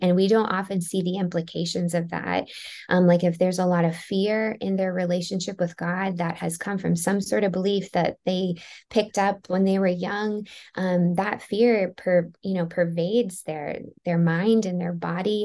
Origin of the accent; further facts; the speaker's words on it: Maryland, United States; I grew up in Maryland